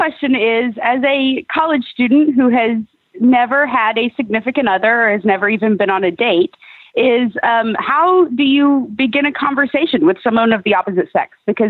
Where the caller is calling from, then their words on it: Edmond, Oklahoma, United States; I am in Oklahoma City right now. Actually, I'm in Edmond.